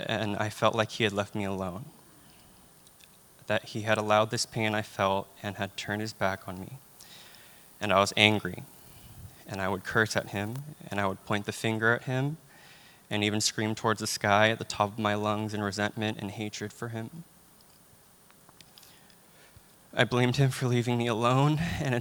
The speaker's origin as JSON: {"language": "English", "town": "Union City", "region": "California", "country": "United States", "moved": "as an adult", "said": "I'm from Union City, California, which is very close to San Francisco."}